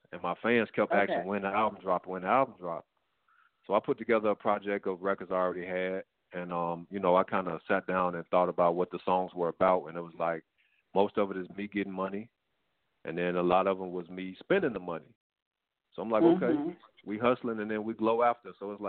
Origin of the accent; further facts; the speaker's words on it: Memphis, Tennessee, United States; also born or lived in Atlanta; now in Los Angeles, United States; I'm from Memphis. I live in L.A.